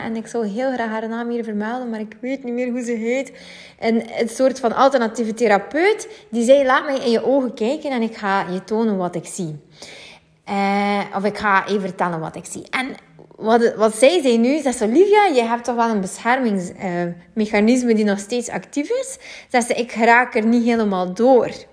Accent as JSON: {"language": "Dutch", "region": "West Flanders", "country": "Belgium", "accent": "West Flemish", "said": "ik ben een West-Vlaamse en ik vind het soms ook boertig klinken"}